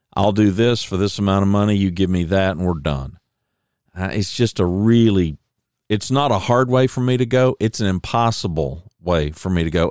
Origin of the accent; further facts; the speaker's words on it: Oklahoma, United States; I was born in Oklahoma